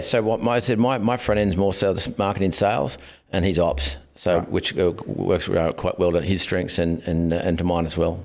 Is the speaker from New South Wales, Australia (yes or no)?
yes; Glen Innes, New South Wales, Australia; moved away as an adult; also born or lived in Sydney / Gold Coast / North Bondi; I born in Sydney, then moved to the country, a little country town called Glen Innes in northern New South Wales, and um, was there for. Um, best part of 20 years